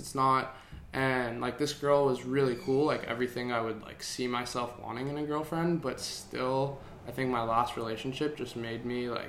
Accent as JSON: {"language": "English", "town": "Santa Monica", "region": "California", "country": "United States", "tie": "born or raised there", "said": "I was born in Santa Monica"}